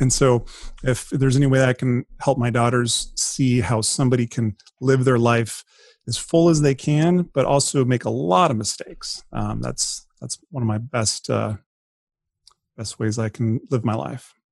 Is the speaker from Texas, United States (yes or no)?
no; Colorado, United States; moved away as an adult; now in San Diego, United States; I grew up, I was born and raised in Colorado. First forty years of my life